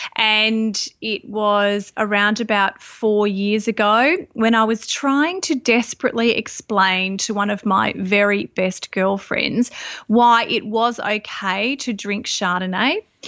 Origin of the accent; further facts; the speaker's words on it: Sydney, New South Wales, Australia; moved away as an adult; also born or lived in Byron Bay hinterland; now in Byron Bay, Australia; I grew up in Sydney, and, uh, I've been living up here in the Byron area for around about twelve years.